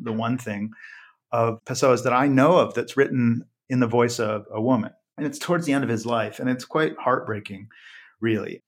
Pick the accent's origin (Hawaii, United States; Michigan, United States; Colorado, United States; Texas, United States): Colorado, United States; Western Slope of; I'm from western, the western slope of Colorado.